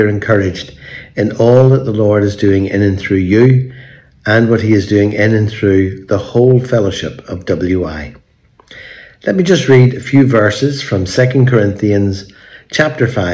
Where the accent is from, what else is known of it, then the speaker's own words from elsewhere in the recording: Belfast, Northern Ireland, United Kingdom; moved away; today we're in Belfast, in my hometown where I grew up.